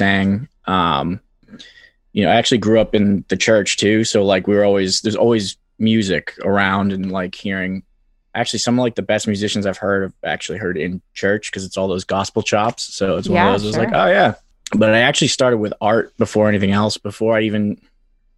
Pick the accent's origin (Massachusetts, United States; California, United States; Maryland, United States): Massachusetts, United States; Quincy; I grew up in Quincy. It's a bit of a lawless wasteland